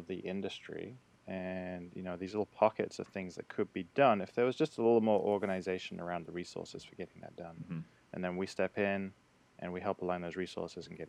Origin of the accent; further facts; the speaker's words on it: United Kingdom; now in United States; being British, I became the American liaison to Float Collective